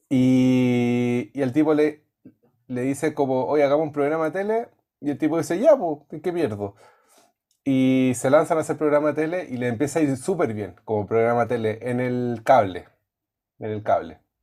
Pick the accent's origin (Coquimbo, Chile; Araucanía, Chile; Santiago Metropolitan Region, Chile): Araucanía, Chile; Temuco; yo soy de Temuco